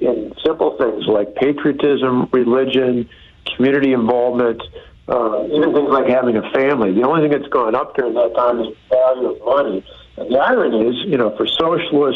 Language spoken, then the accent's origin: English; Wisconsin, United States; my home state of Wisconsin